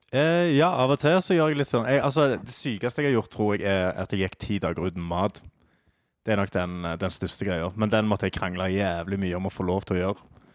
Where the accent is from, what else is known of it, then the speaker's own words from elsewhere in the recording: Stavanger, Rogaland, Norway; moved away; Jeg er jo fra, er jo fra Stavanger